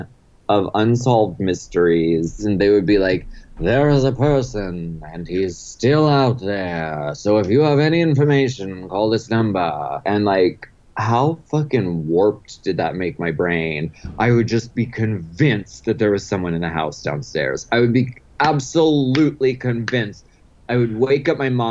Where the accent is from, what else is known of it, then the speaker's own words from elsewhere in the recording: Erie, Pennsylvania, United States; I'm from Erie, Pennsylvania.